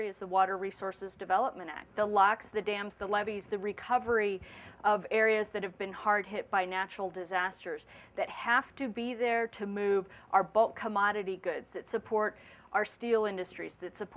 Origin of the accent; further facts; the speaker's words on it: Wyoming, United States; moved away; my home state of Wyoming